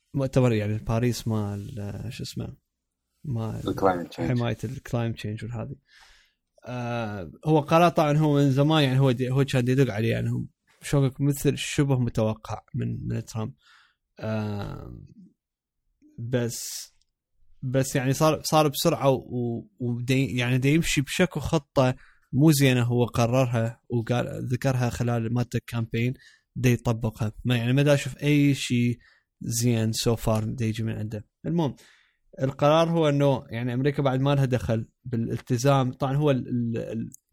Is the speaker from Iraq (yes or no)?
yes; Iraq; بصوت عراقي انه احنا عراقيين